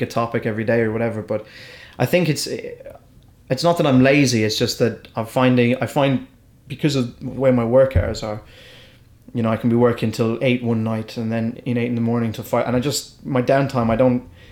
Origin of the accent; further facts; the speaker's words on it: Ireland; accent: Irish; I'm an English speaker, but I've got an Irish accent.